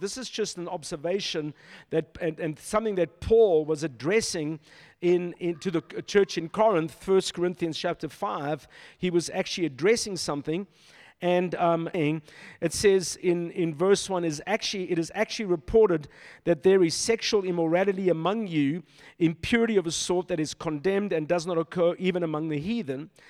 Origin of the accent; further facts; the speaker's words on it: Silverton, North West, South Africa; moved away; This is my stomping grounds, you know, I grew up in Silverton